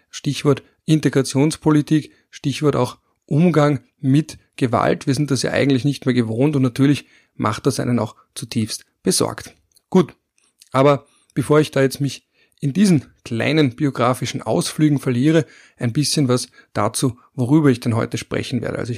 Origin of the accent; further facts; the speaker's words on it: Vienna, Austria; Also als Wiener Bazi kann man schon fast sagen, also born and raised in Wien, der auch zum 10. Wiener Gemeindebezirks, also zu Favoriten, durchaus einen Bezug hat.